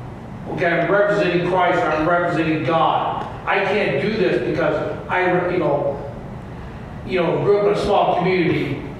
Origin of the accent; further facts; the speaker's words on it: United States; in America, when I grew up